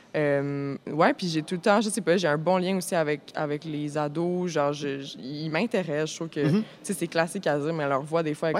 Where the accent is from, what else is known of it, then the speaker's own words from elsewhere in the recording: Montreal, Quebec, Canada; j'ai grandi à Montréal